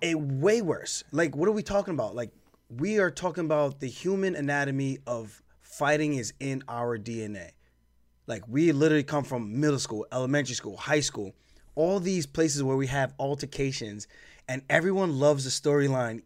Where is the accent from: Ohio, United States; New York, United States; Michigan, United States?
New York, United States; Long Island; I'm from Long Island